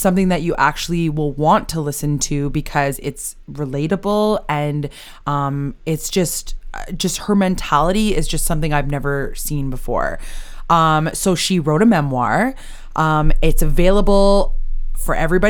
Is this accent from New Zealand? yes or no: no; Canada; We're Canadian